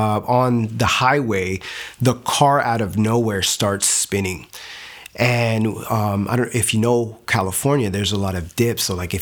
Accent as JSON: {"language": "English", "town": "Nuremberg", "region": "Bavaria", "country": "Germany", "tie": "born there", "said": "I was born in Nuremberg, Germany, and my parents were actually from Puerto Rico"}